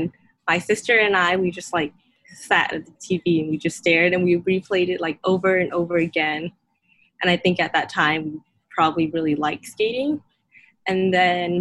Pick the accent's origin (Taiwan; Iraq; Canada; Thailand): Thailand; I grew up in Thailand, actually, but everybody thinks I grew up in the U.S. because my English is really fluent